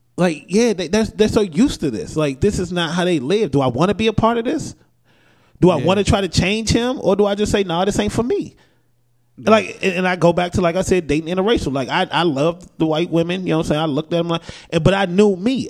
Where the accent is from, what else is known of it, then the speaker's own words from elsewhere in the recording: United States; that's Americans being American. We we are you know we are taught that we run shit